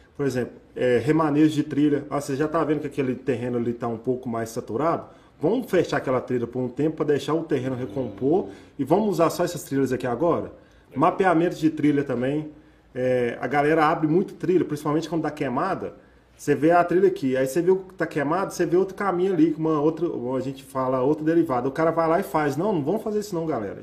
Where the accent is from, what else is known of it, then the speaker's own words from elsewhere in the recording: Minas Gerais, Brazil; Eu sou mineiro